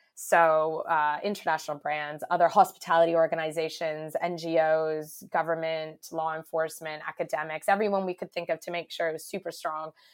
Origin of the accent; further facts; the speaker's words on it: Canada; moved away as an adult; now in United Kingdom; I am Canadian, uh, but I've been living in the UK for over 10 years now, I think it is. Um, but still hanging on to my accent